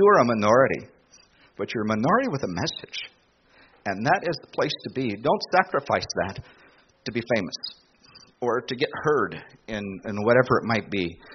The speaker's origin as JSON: {"language": "English", "country": "United States", "said": "I'm an American. My genealogy goes back a long way"}